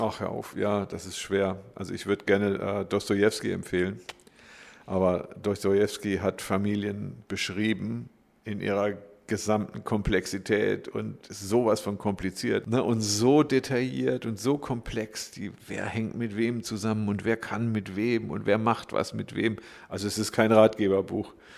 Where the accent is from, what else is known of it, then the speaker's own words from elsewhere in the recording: Glottertal, Baden-Württemberg, Germany; ich bin im Glottertal groß geworden, könnte man sagen. Ich komme aus dem Schwarzwald